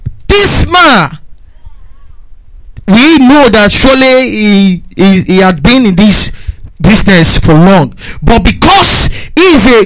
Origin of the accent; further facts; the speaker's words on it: Nigeria; now in United Kingdom; I'm a Nigerian citizen in UK.